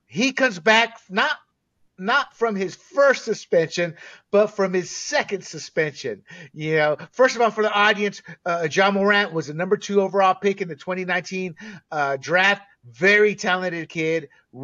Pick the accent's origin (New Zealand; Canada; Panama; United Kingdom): Panama; also born or lived in Southern United States; now in United States; as a Latino growing up in Panama, then moving to the States in the South, then joining the military